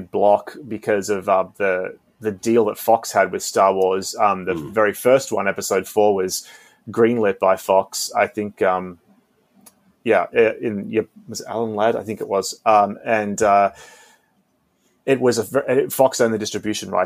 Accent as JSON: {"language": "English", "country": "Australia", "tie": "born or raised there", "moved": "yes", "lives_now": "Los Angeles, United States", "said": "growing up in Australia as well, it was very, very different, sometime when I moved here"}